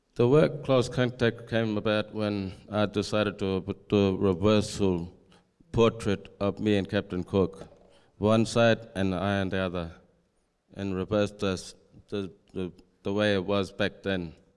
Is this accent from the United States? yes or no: no; Perth, Western Australia, Australia; moved away as an adult; also born or lived in Alice Springs, Northern Territory; I was taken to foster care and placed into the city. I was stripped away from cu, uh, language, culture, and family, and all my tradition. And I spent about twelve, uh, eighteen years in Perth and turned eighteen